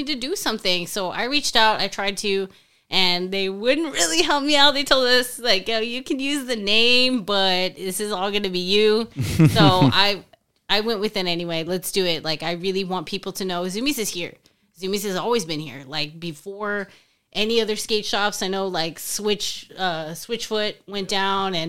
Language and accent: English; San Juan, Texas, United States; we grew up in the San Juan one.